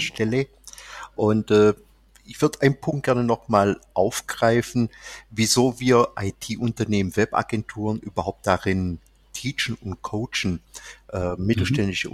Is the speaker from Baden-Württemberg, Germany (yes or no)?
yes; Swabia, Baden-Württemberg, Germany; accent: leicht schwäbisch (slight Swabian); Der leicht schwäbische Akzent